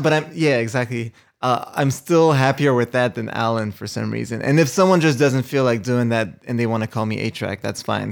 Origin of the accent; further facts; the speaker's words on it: Montreal, Quebec, Canada; moved away; also born or lived in New York / Los Angeles; Originally from Montreal